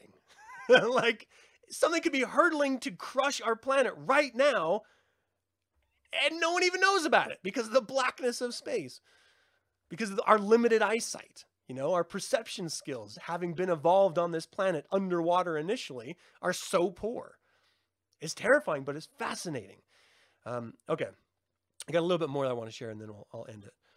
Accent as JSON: {"language": "English", "country": "United States", "said": "I'm American."}